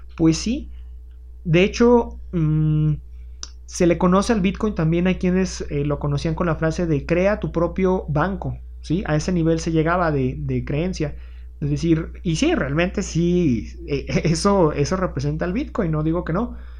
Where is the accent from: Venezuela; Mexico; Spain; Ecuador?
Mexico